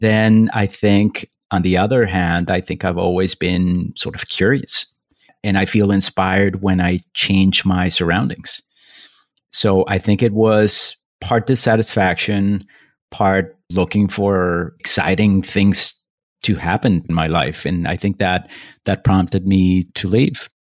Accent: Bogota, Colombia; moved away; also born or lived in Paris / Taipei / Brooklyn; I was born in Bogota, Colombia. I grew up there

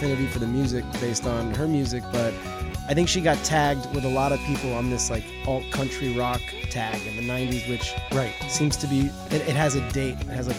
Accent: Northeast, United States; moved away as an adult; also born or lived in New York / South Florida; now in Miami, United States; I mean, I've been coming here my whole life. My dad was from Cuba, and so a lot of our family was here, but I grew up mostly in the Northeast, and I moved here to stay about 11 years ago now.

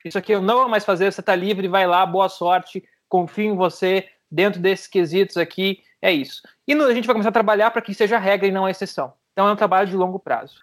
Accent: Santa Maria, Rio Grande do Sul, Brazil; eu sou de Santa Maria, morava do lado da Boate Kiss quando teve o um acidente

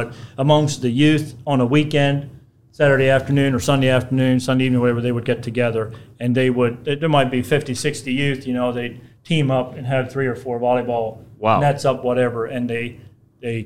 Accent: Lancaster County, Pennsylvania, United States; also born or lived in Bainbridge, Ohio; now in Jackson, Ohio, United States; I was raised in Lancaster County, Pennsylvania

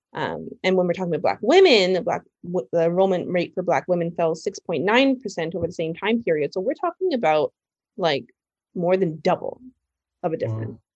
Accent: Toronto, Ontario, Canada; moved away as an adult; now in New York, United States; I'm from Canada, I'm from Toronto

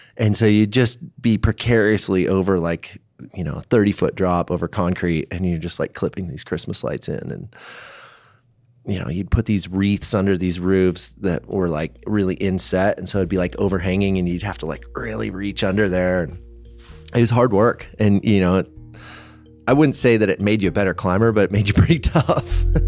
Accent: Seattle, Washington, United States; now in Boulder, United States; I grew up in the Northwest, so Seattle, that whole zone

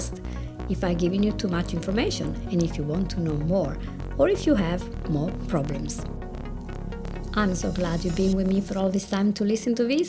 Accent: Italy; accent: Italian; English is a second language; my Italian accent

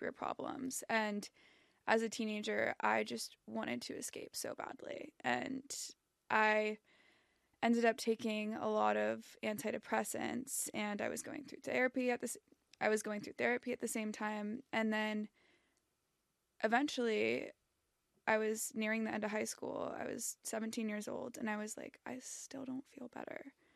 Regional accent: Southern California, United States; I grew up in Southern California.

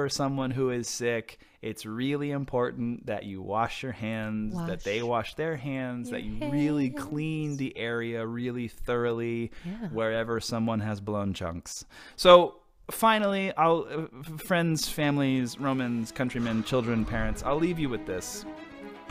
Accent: Houston, Texas, United States; I grew up in Houston or right outside of Houston

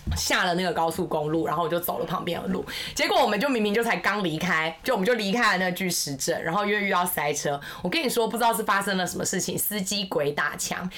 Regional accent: Kaohsiung, Taiwan; 因为我是高雄人嘛，那当然去垦丁也去了

